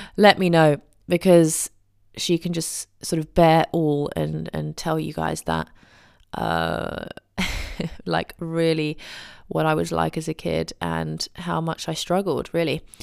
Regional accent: England, United Kingdom; as an English person

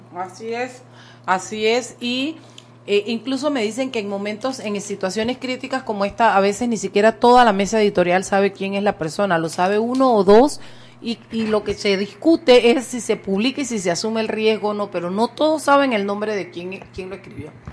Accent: Chiriquí, Panama; yo siempre seré Panamá y Chiriquí

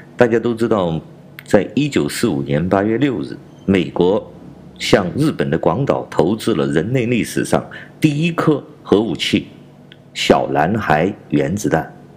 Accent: China; 我是来自中国大陆的

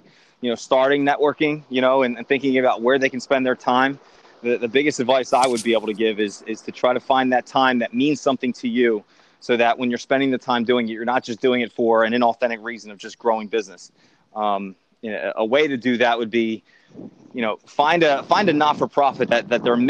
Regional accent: Philadelphia, Pennsylvania, United States; I grew up in Northeast Philadelphia of humble means

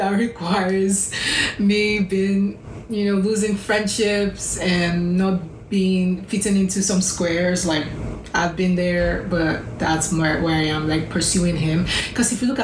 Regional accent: Lagos, Nigeria; moved away as an adult; so I did my college in my hometown, Lagos, Nigeria

